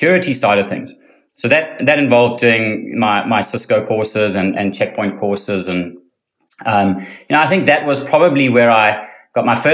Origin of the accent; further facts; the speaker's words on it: South Africa; moved away as an adult; also born or lived in London, United Kingdom / Boston, United States / Cayman Islands; now in Australia; I'm originally South African